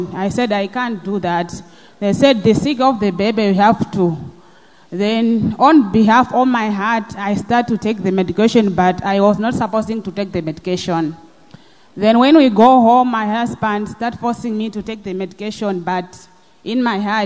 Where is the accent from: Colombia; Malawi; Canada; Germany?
Malawi; moved away; I'm originally from Malawi